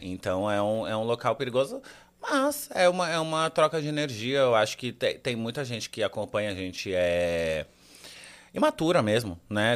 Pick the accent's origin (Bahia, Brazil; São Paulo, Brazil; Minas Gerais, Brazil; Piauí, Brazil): São Paulo, Brazil; Santos; moved away; Então, eu cresci em Santos, nasci e cresci em Santos